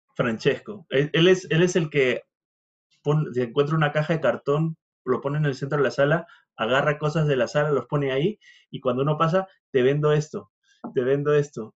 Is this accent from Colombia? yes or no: no; Peru; moved away; yo vengo de Perú